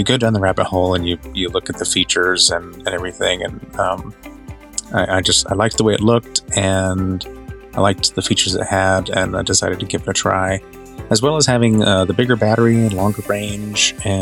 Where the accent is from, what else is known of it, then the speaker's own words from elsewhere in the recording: North Carolina, United States; also born or lived in Florida / Winston-Salem, North Carolina; I'm originally from North Carolina. I've lived all over the state and a little bit in Florida, and I live here in the Winston-Salem area now.